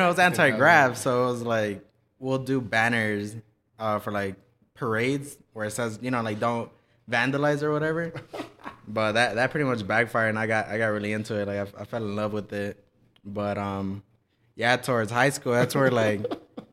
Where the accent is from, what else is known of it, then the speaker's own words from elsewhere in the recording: Lennox, California, United States; I'm from Inglewood, California, specifically Lenox